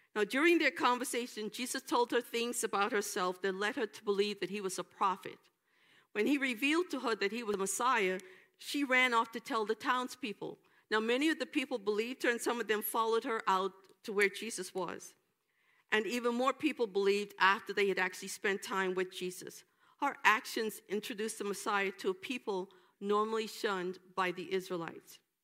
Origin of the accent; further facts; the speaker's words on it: New York, United States; moved away; when I went home after, after leaving Rhode Island, I went back to New York